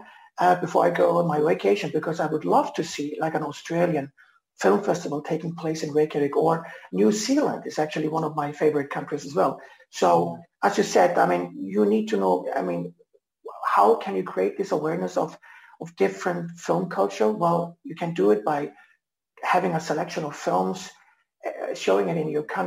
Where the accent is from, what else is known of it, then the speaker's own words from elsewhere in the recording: Germany; now in Iceland; I'm half German, born and bred in Germany